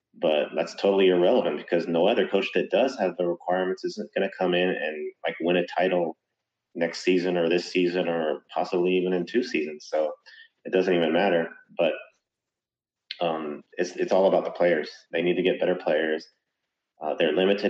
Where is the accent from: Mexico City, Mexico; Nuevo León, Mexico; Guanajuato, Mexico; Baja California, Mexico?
Nuevo León, Mexico; Monterrey; I'm from Monterrey